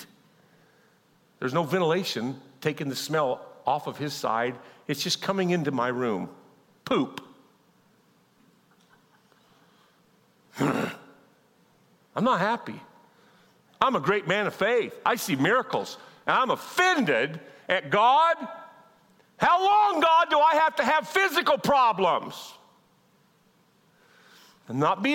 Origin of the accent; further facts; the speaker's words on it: Kansas, United States; I'm from Kansas. We're not enlightened.